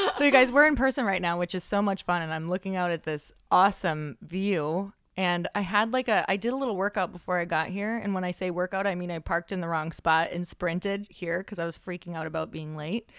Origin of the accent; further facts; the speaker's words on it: Midwest, United States; moved away; I'm from the Midwest